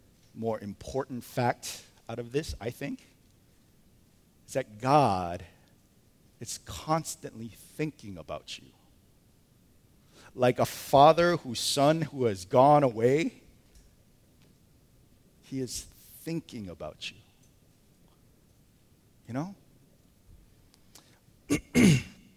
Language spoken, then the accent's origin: English; United States; we're American